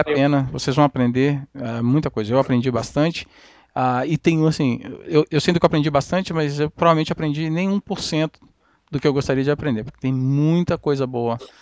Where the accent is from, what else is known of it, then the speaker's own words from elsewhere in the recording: Brazil; moved away; eu sou brasileiro